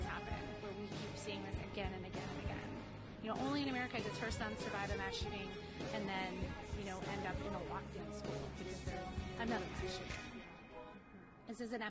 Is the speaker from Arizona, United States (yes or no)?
no; Highland Park, Illinois, United States; I'm from Highland Park, Illinois